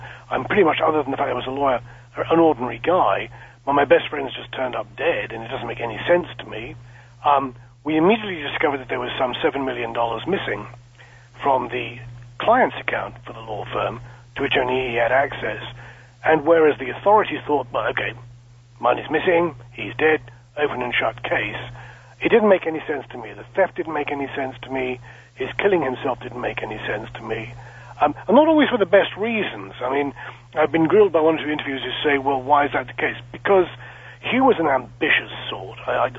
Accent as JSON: {"language": "English", "region": "South East England", "country": "United Kingdom", "tie": "born or raised there", "said": "Although I sound British, and indeed am British, I have dual nationality. I'm both British and American. My parents are American. My father's family is from Boston. My mother's family is from Chicago. I was born and raised in a small town just west of London, about 11,000 people."}